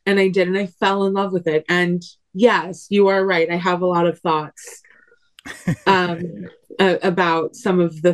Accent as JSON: {"language": "English", "town": "McHenry", "region": "Illinois", "country": "United States", "tie": "born or raised there", "said": "I grew up in McHenry, Illinois."}